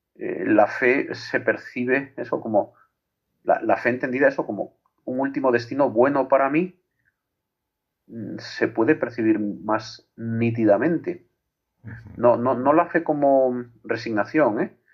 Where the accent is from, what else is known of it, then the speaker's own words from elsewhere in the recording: Torredonjimeno, Andalusia, Spain; mi pueblo, Torredón Jimeno Jaén